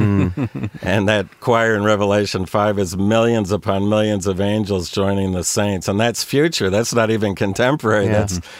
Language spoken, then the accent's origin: English; New York, United States; where I come from, where I was born in New York, we call that, you know, the latest shtick.